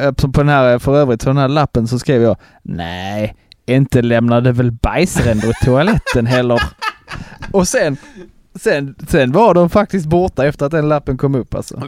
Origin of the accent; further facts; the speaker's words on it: Broby, Skåne, Sweden; hemma i Broby